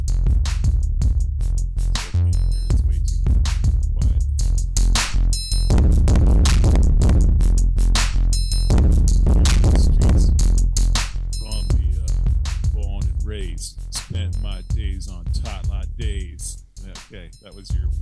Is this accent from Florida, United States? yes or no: no; Columbia, Maryland, United States; My hometown of Columbia, where I was born and raised